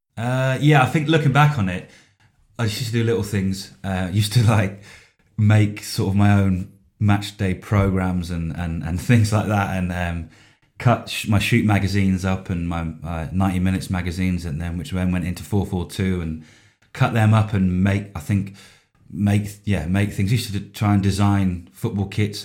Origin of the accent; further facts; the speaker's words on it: Yeovil, South West England, United Kingdom; I was born and bred in, uh, Somerset, deepest, darkest Somerset, in a, in a market town called Yeovil